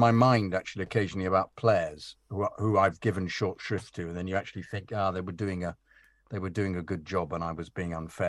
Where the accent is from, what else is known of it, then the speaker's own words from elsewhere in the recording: Utah, United States; In my home state of Utah, finding myself behind a car with the license plate Drogba.